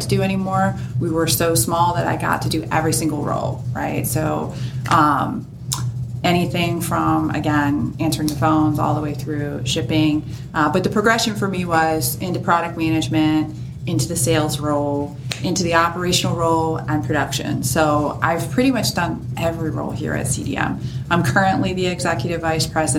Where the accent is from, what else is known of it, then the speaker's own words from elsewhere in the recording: Delanco, New Jersey, United States; I'm from Delanco, New Jersey, born and raised in New Jersey.